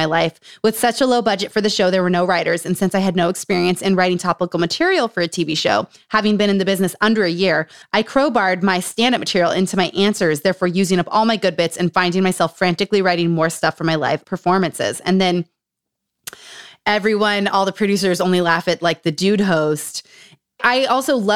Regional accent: Utah, United States; Growing up in Utah, growing up around cults

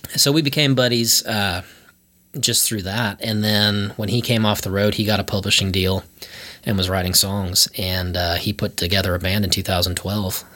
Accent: Antioch, Illinois, United States; moved away as an adult; also born or lived in Boston; now in Nashville, United States; I grew up like 45 minutes north of Chicago

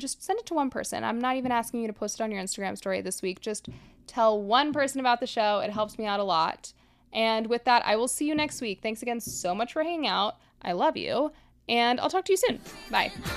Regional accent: Miami, Florida, United States; I grew up in Miami

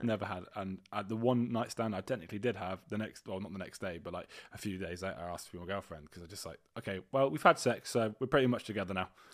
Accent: United Kingdom; We're not fully British

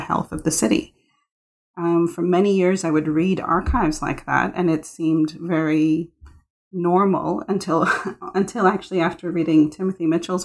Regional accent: Mumbai, Maharashtra, India; I was born in Bombay and I of course, saw poverty all around me

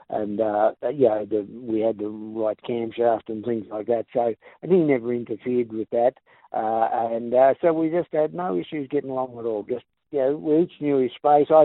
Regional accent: England, United Kingdom; moved away as an adult; So I come out from England, did the race, and lo and behold, got third.

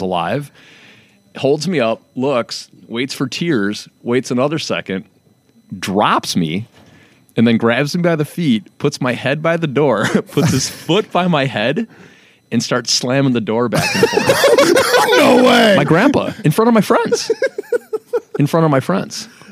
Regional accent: Calumet City, Illinois, United States; me and my brother were raised in Calumet City

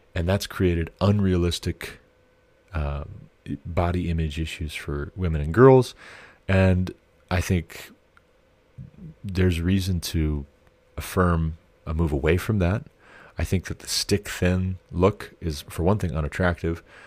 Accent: United States; I am an American

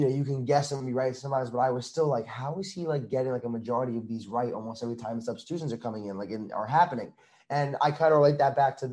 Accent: Long Island, New York, United States; I'm from New York

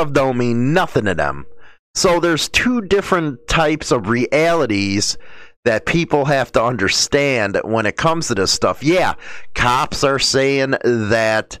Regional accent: Chicago, Illinois, United States; I grew up in Chicago.

